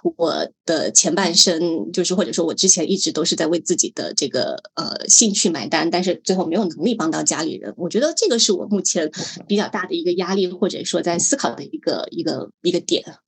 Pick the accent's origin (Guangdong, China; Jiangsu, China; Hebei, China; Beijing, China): Guangdong, China; moved away as an adult; also born or lived in Meizhou (ancestral home); now in Hong Kong; 原来我跟她老家是同一个地方的，我们的祖籍都是广东梅州。然后呢，我是零七年来香港读大学的，呃，毕业之后呢就一直留港工作